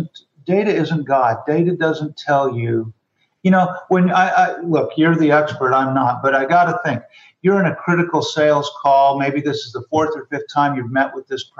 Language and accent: English; Rapid City, South Dakota, United States; moved away; also born or lived in West Coast; I grew up in Rapid City, South Dakota.